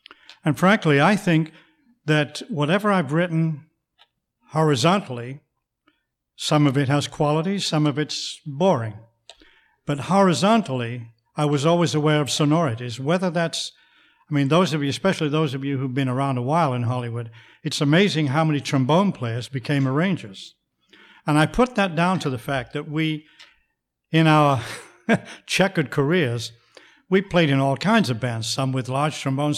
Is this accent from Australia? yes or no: no; Manchester, North West England, United Kingdom; accent: English; now in United States; You can probably still hear what's left of my English accent. I'm not from the South, so I don't have one of them voices like that. I'm from the north of England, a city called Manchester